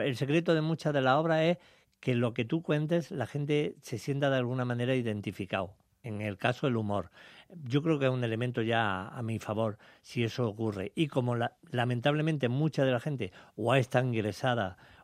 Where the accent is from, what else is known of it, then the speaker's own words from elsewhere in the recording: Jaén, Andalusia, Spain; aquí en España, en Jaén, en mi tierra